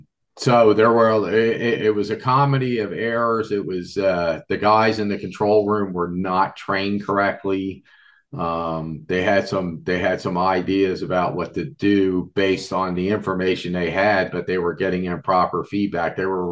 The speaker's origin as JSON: {"language": "English", "town": "Levittown", "region": "Pennsylvania", "country": "United States", "tie": "born or raised there", "said": "I grew up in Levittown, Pennsylvania, about an hour and 40 minutes from where Three Mile Island took place, on the Susquehanna River."}